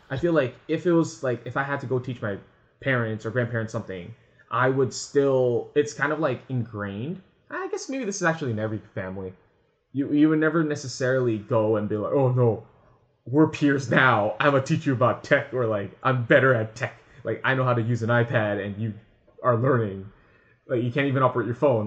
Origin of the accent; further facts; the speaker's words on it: San Francisco, California, United States; now in Canada; growing up in San Francisco, moving to Canada